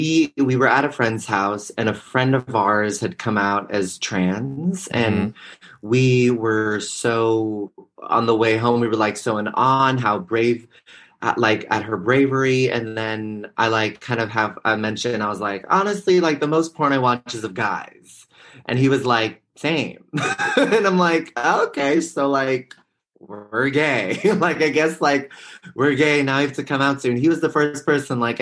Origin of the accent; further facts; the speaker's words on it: Bay Area, California, United States; I'm from the Bay Area